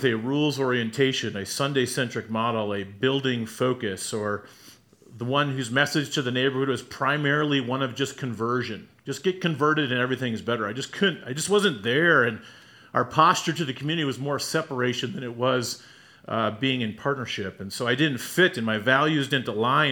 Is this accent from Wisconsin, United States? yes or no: yes; Wisconsin, United States; moved away; The homes I grew up in, my hometown in Wisconsin